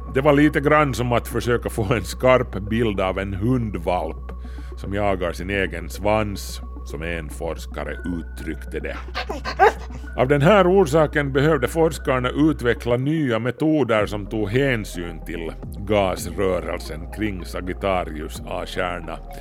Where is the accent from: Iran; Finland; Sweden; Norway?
Finland; Kauniainen, Uusimaa; Stenbergsvägen 8, 02700 Grankulla, Finland